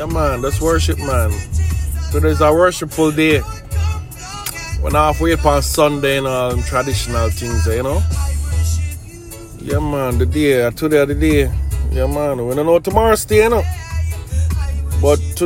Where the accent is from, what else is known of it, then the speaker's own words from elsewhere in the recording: Jamaica; we're coming from Jamaica